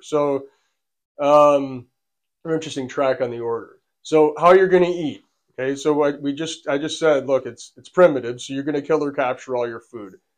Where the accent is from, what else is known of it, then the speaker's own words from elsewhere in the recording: United States; accent: American; also born or lived in Buffalo Niagara Region, New York; we're American from our accent